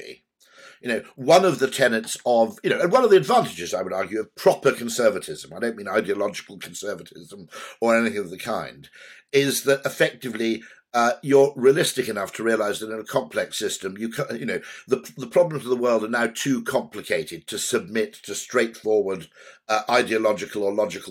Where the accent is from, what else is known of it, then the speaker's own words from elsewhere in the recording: Wales, United Kingdom; I'm Welsh